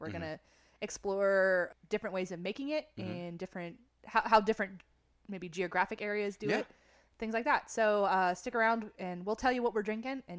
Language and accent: English; United Kingdom; I can say that I'm British.